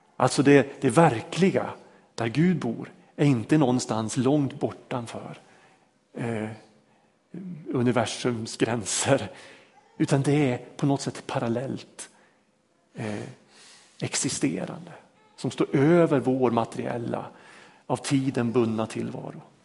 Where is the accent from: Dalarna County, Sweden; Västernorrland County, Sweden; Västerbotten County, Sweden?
Västerbotten County, Sweden; Vormsele; När jag växte upp, eh, uppe i Vormsele, en liten by mellan Lycksele och Sorsele i Lappland